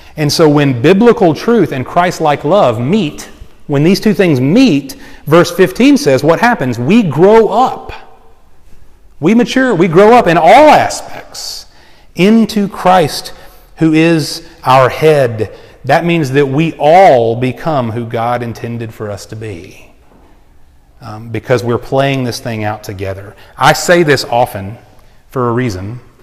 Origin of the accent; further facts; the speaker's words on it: United States; I love being an American